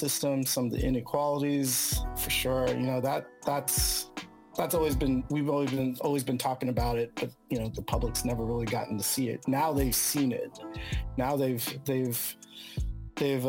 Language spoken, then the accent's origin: English; San Francisco, California, United States; I was born and raised in San Francisco and, you know, lived here all my life except for my college years